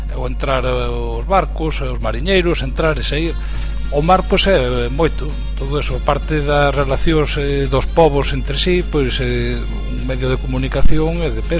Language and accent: Galician; Chantada, Galicia, Spain; eu son de Chantada, da zona o é, eh, no interior de Lugo, non?